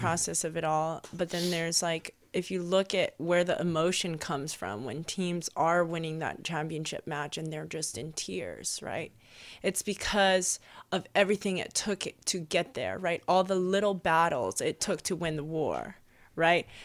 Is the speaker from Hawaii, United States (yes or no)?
yes; Hawaii, United States; first language Hawaiian; English is a second language; moved away; growing up in Hawaii and growing up very immersive in Hawaiian culture, first language was Hawaiian